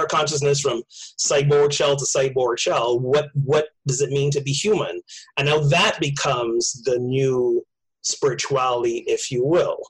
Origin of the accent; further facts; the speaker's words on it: Barbados; moved away; I grew up in Barbados